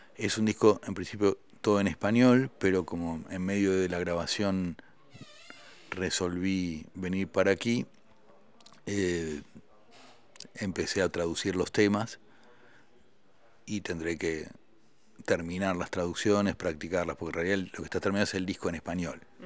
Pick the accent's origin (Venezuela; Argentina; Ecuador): Argentina; also born or lived in Paris, France; yo, siendo un solista argentino, gané el premio al mejor grupo europeo